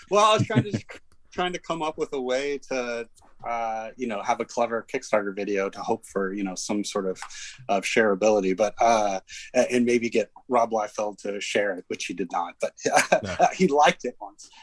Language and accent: English; Dallas, Texas, United States; I grew up in in Dallas, Texas